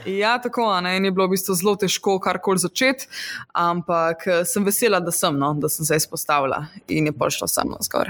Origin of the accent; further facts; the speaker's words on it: Radeče, Lower Sava, Slovenia; moved away; jaz prihajam iz enega zelo mehkega kraja na, mhm. v Posavju